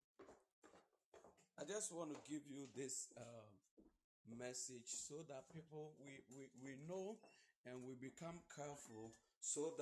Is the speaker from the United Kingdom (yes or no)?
no; Ghana; I'm a Ghanaian.